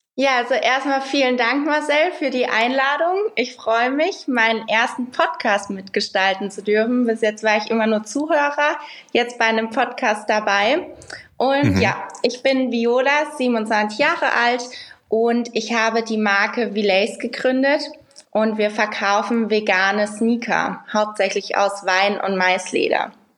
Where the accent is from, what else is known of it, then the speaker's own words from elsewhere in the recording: Rhineland-Palatinate, Germany; moved away; ich komme aus der Pfalz ursprünglich